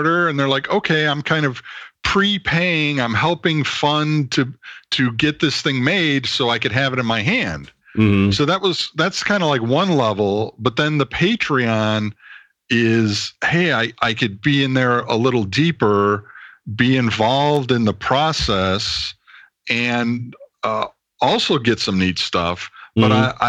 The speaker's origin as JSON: {"language": "English", "area": "suburbs of Chicago", "region": "Illinois", "country": "United States", "tie": "born or raised there", "moved": "as an adult", "lives_now": "California, United States", "said": "I'm originally from the suburbs of Chicago."}